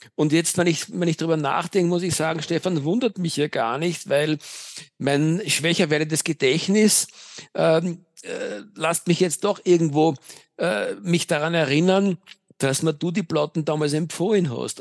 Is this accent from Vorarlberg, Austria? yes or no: no; Vienna, Austria; Ich bin ein echter Wiener.